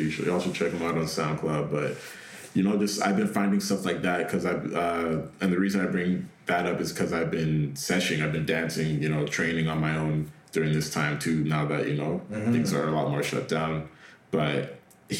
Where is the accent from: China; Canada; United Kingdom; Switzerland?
Canada; I was born in Canada.